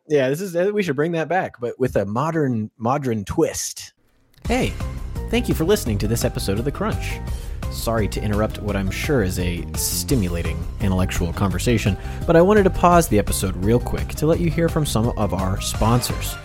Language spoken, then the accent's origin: English; Florida, United States; I'm from Florida